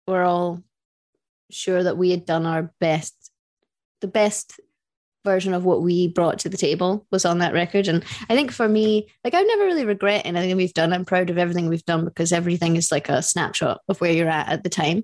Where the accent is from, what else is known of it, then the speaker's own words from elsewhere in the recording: United Kingdom; we're British